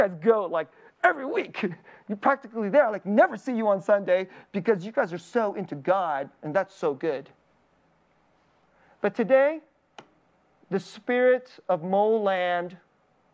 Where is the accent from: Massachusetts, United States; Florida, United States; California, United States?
California, United States; Bay Area; I'm from the Bay Area